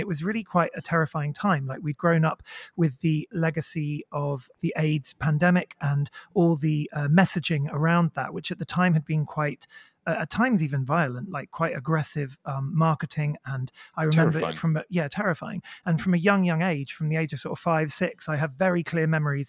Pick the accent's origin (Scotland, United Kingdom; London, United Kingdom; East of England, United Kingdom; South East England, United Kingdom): South East England, United Kingdom; Maidenhead; So I grew up in Maidenhead in Berkshire, which was a very conservative small town.